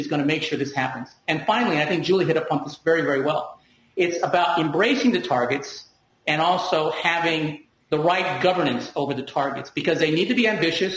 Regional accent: Deep South, United States; moved away; I'm an immigrant minority, and I grew up in the Deep South.

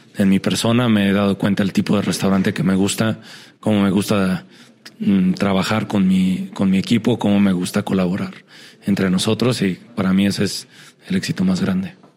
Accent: Mexico; me siento un mexicano bastante normal

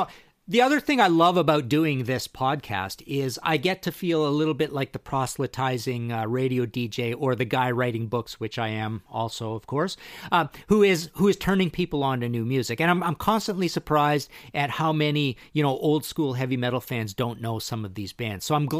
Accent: Trail, British Columbia, Canada; I'm from Trail, BC, so I went down to Spokane, Washington.

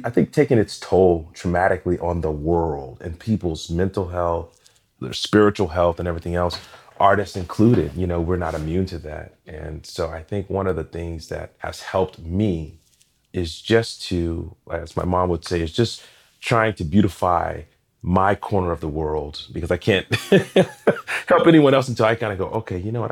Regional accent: Portland, Oregon, United States; Growing up in Portland

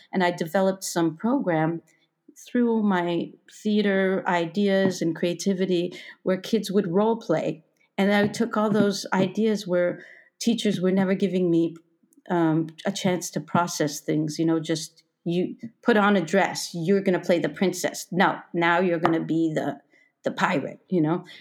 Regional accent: Toronto, Ontario, Canada; moved away as an adult; also born or lived in Berlin; I was born in Toronto in a suburb

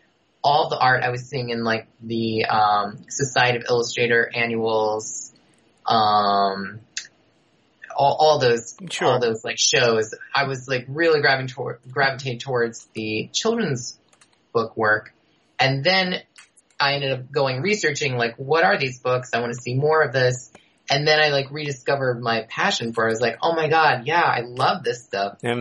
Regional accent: Rockland County, New York, United States; I grew up outside New York City in the suburbs, yeah. Uh-huh. So I'm from Rockland County, so across the river from Westchester

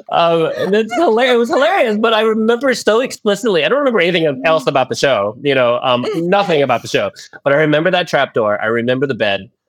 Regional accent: Philippines; born there; No, I was born in the Philippines. Born in the Philippines

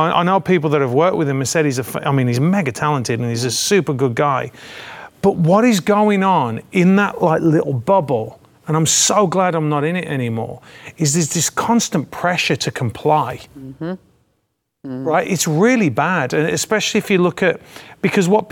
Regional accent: England, United Kingdom; moved away; back home in England, my old home in England.

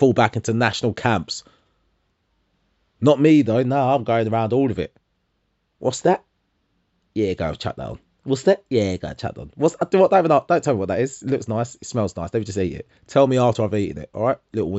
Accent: London, United Kingdom; …, one of London 10.

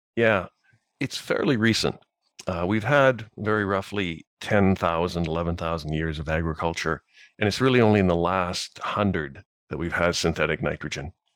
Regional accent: Saskatchewan, Canada; I grew up farming here in Saskatchewan

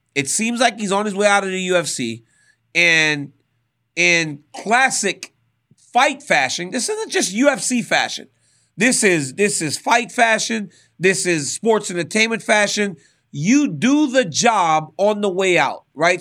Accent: Louisiana, United States; growing up in Louisiana

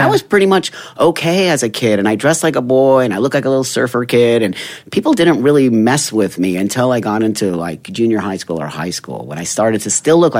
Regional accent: Los Angeles, California, United States; I'm 55. So back in the 60s and 70s when I was growing up in the Valley, San Fernando Valley

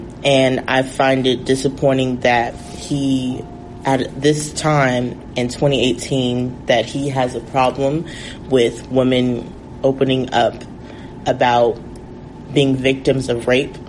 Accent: San Francisco, California, United States; moved away as an adult; now in New Orleans, United States; senior public health major with a minor in creative writing at Xavier University of Louisiana, and I'm from San Francisco, California.

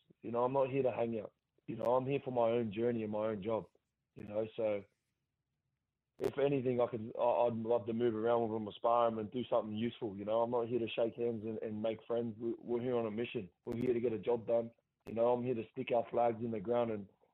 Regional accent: Central Coast, New South Wales, Australia; my hometown

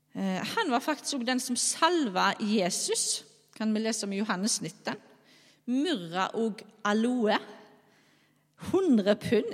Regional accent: Skjold, Rogaland, Norway; now in Bømlo, Norway; jeg er altså ifra Skjold. Eh, bor på Bømlo.

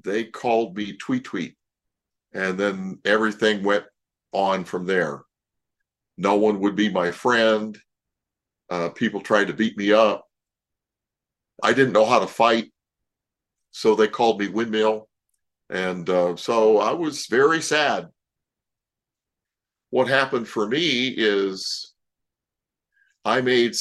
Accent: Toledo, Ohio, United States; I grew up in Toledo, Ohio.

